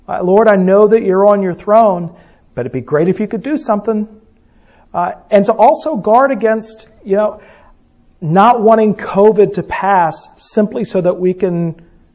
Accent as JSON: {"language": "English", "region": "the South", "country": "United States", "said": "we're from the South"}